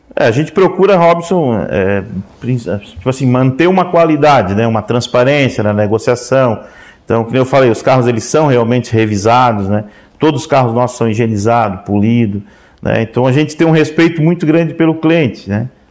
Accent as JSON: {"language": "Portuguese", "town": "Orleans", "region": "Santa Catarina", "country": "Brazil", "tie": "born or raised there", "said": "eu nasci na Serraria, que é o interior, dá uns 7 quilômetros aqui de, de Orleans"}